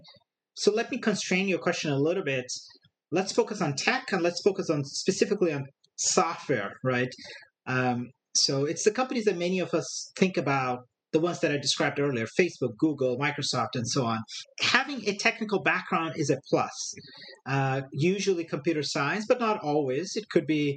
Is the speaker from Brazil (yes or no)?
yes; Brazil; moved away as an adult; also born or lived in northern India / Brasília, Brazil; now in Silicon Valley, United States; Born and raised in a small city on the coast of Brazil. I lived for a couple of years in northern India and then came back to that city and then did my high school in the capital of Brazil